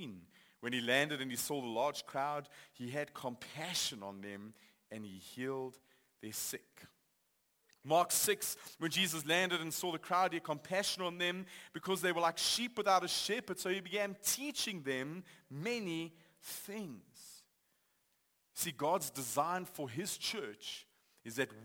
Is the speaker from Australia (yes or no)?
no; Johannesburg, Gauteng, South Africa; I grew up in Johannesburg. I've lived here for most of my life.